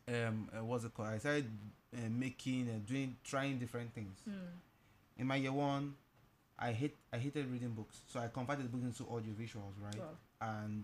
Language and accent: English; Lagos, Nigeria; also born or lived in Anambra State; I'm from Anambra State. I was born and brought up in Lagos all my life.